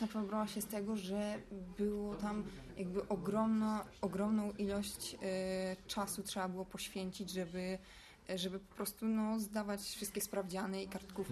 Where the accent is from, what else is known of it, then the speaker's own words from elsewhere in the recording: Warsaw, Masovian Voivodeship, Poland; ja jestem z Ursynowa